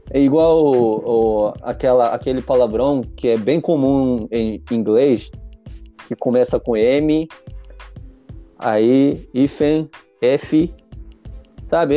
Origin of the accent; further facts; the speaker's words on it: Japan; first language Japanese; Portuguese is a second language; also born or lived in Brazil; eu no começo eu só falava japonês como um japonês normal, mas como eu aprendi a falar português